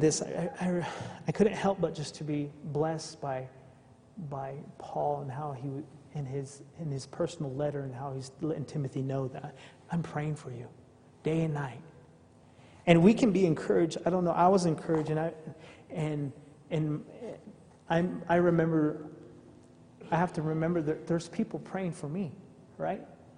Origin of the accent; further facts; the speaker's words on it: Navajo Nation, United States; also born or lived in Arizona; I come from the Native American culture, the Navajo tribe